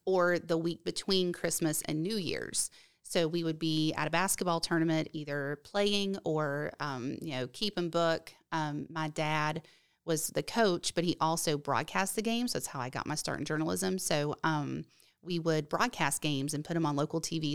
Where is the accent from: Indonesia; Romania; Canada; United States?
United States; West Virginia; now in Oviedo, Florida, United States; where I grew up in West Virginia